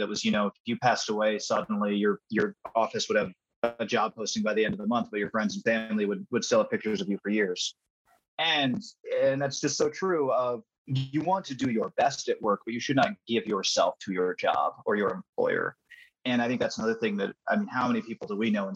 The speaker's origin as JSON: {"language": "English", "region": "Midwest", "country": "United States", "tie": "born or raised there", "said": "I was born in Midwest"}